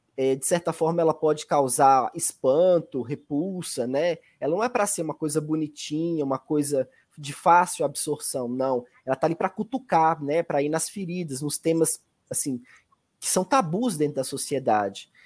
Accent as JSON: {"language": "Portuguese", "town": "Belo Horizonte", "region": "Minas Gerais", "country": "Brazil", "tie": "born or raised there", "also_born_or_lived": "Medina, Minas Gerais", "said": "quando os meus pais vieram para Belo Horizonte, eu devia ter mais ou menos uns 6, 7 anos"}